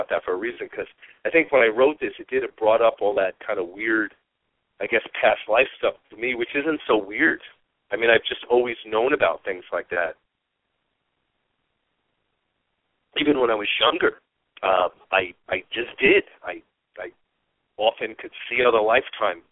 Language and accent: English; New York, United States; moved away; I was from New York